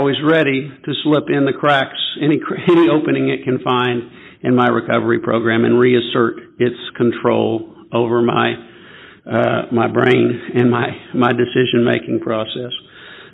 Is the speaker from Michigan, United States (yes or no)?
no; Memphis, Tennessee, United States; I'm from Memphis, Tennessee.